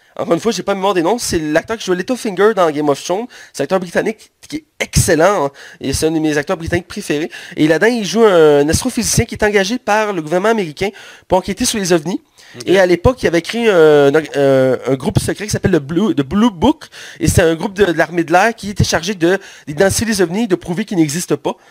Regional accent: Quebec, Canada; pour nous, Québécois, parce que nous sommes Québécois, toi et moi

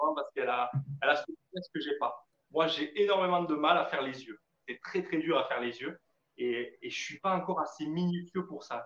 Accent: France; chez nous en France

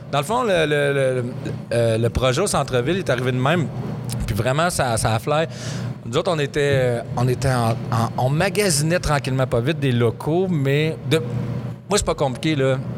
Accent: Abitibi, Quebec, Canada; moved away as an adult; also born or lived in Montreal; je veux retourner à Mora-, à, en Abitibi

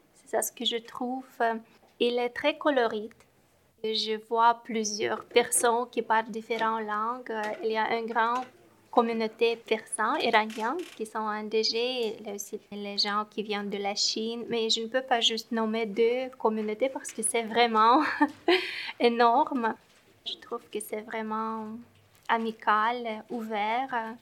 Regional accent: Moldova; moved away as an adult; now in Montreal, Canada; Je viens de la Moldavie quand j'ai quitté le Moldavie

